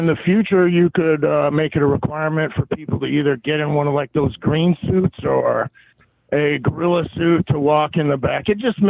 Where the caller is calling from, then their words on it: Pennsylvania, United States; I'm calling from Pennsylvania.